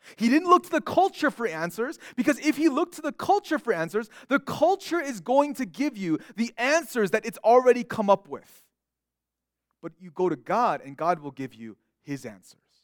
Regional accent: California, United States; I was born in California

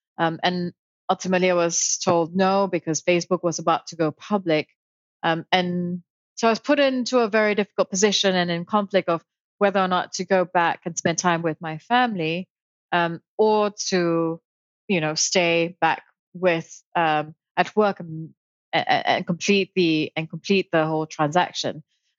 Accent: Kuala Lumpur, Malaysia; first language Malay and English; moved away as an adult; also born or lived in United Kingdom / Hong Kong / Germany / Barcelona; now in New York, United States; So I was born in Kuala Lumpur, Malaysia. I spent a lot of my childhood there. And then when I was 19, I left home to go to the UK to study law.

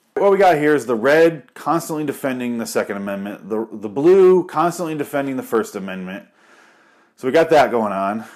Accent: Michigan, United States; now in Arizona, United States; I'm from Michigan

